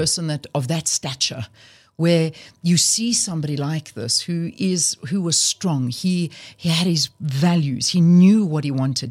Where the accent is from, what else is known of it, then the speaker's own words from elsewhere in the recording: South Africa; I am not from Europe. I am from South Africa. I was born here. My family were born here